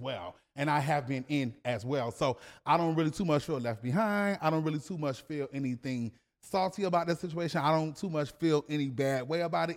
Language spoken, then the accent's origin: English; Savannah, Georgia, United States; I am from Savannah, Georgia